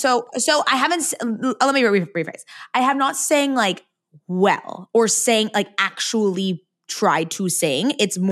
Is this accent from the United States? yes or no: yes; San Diego, California, United States; San Diego.